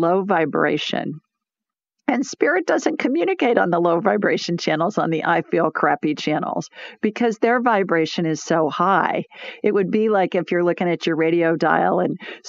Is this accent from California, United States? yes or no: no; Columbus, Ohio, United States; Columbus, Ohio, the city of my birth